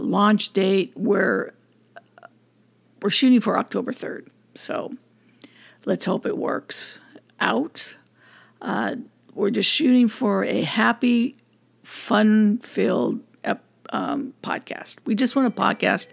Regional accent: California, United States; I'm grateful for being born in California, being born and raised in California.

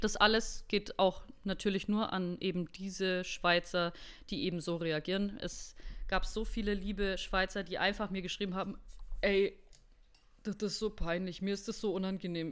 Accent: Germany; für mich als Deutsche

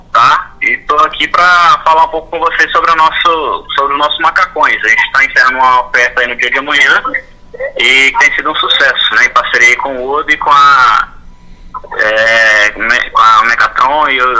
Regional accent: Minas Gerais, Brazil; eu sou aqui de Minas, né?

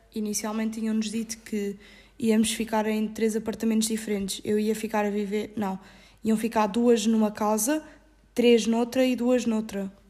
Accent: Ericeira, Lisbon, Portugal; moved away as an adult; now in Salerno, Italy; eu sou da zona da Ericeira

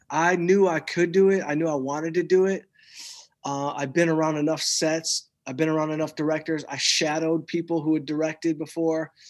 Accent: outside Detroit, Michigan, United States; growing up outside Detroit like I did

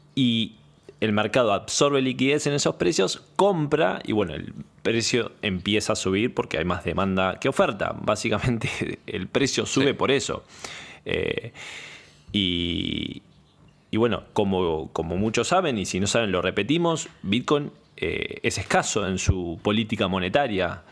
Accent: Argentina; soy de Argentina.

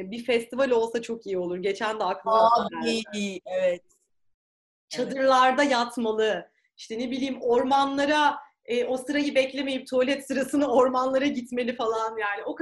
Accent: Behram, Çanakkale, Turkey; Biz Behramlıyız ya.

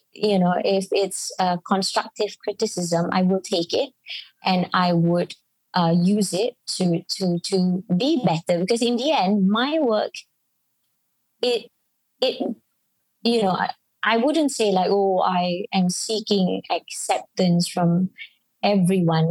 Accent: Penang, Malaysia; accent: Penang; speak with my Penang accent

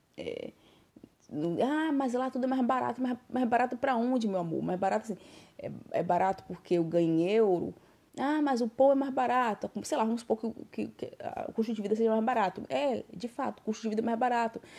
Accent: Brazil; now in Barcelona, Spain; sou brasileira

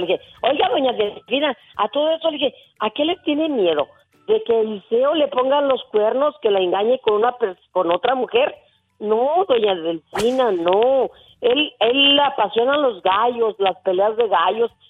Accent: Villa Guerrero, Jalisco, Mexico; moved away; Hay un, un personaje muy conocido ahí en mi pueblo

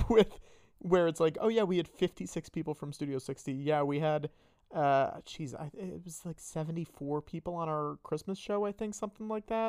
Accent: Northern Connecticut, United States; I'm from Connecticut.

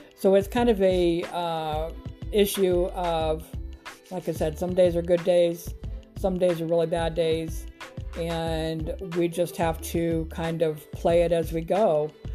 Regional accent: Grand Island, Nebraska, United States; moved away as an adult; now in Huntsville, United States; I am originally from Grand Island, Nebraska, born and raised, grew up there my whole life

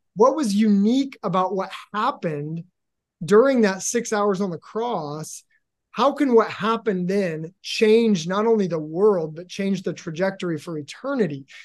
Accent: Seattle, Washington, United States; I am from Seattle too

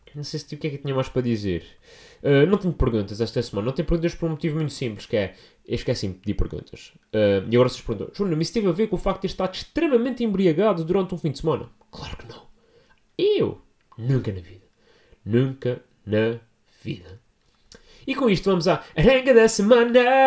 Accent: São Miguel, Azores, Portugal; now in Lisbon, Portugal; estou a falar da minha gente, estou a falar da minha terra

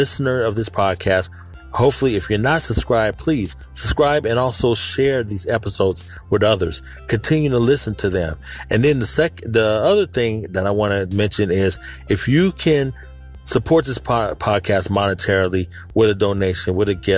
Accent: Sacramento, California, United States; born and raised in Sacramento, California, in Northern California

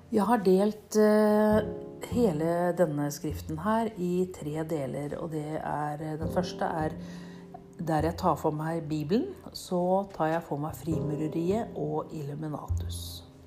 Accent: Nøtterøy, Vestfold, Norway; jeg kommer fra Nøtterøy i Norge

